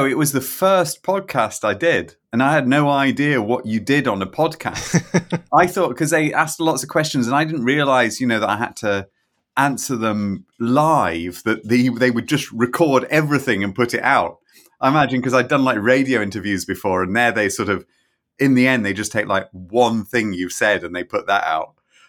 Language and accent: English; Scotland, United Kingdom; also born or lived in England; I grew up in Scotland. I'm English originally, as you can hear, but I grew up in Scotland. I did my degree in Edinburgh and I did a PhD in Manchester.